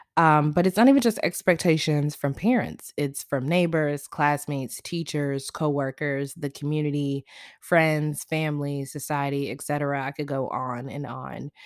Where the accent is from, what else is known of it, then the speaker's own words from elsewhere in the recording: the South, United States; I grew up in the South